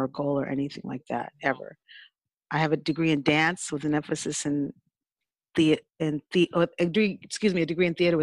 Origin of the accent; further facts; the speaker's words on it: California, United States; also born or lived in New Orleans, Louisiana; my family moved to California